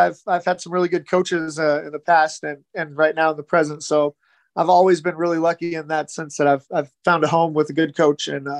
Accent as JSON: {"language": "English", "region": "Kansas", "country": "United States", "said": "I'm from Kansas. There's no oceans. There's hardly any lakes."}